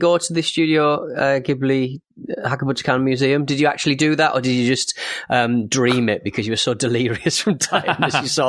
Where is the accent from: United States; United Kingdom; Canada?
United Kingdom; as British people